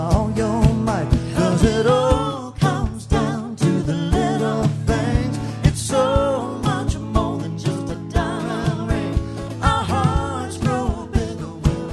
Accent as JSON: {"language": "English", "region": "Arkansas", "country": "United States", "moved": "as an adult", "said": "I'm from Arkansas originally."}